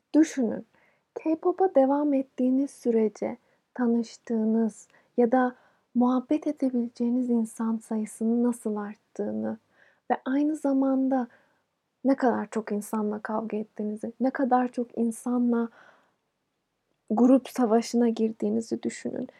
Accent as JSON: {"language": "Turkish", "country": "Turkey", "said": "Bir Türk olarak"}